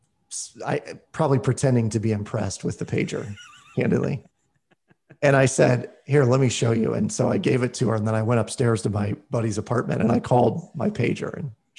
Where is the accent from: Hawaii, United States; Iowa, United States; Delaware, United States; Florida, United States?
Iowa, United States; a smaller town just south of Des Moines; I was from the Des Moines area, but a smaller town just south of Des Moines